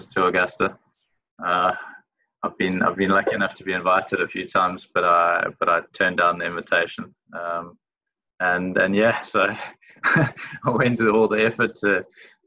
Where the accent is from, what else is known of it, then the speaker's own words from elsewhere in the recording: South Africa; moved away as an adult; now in Mauritius; being South African, a lot of us travel to Mauritius on an annual basis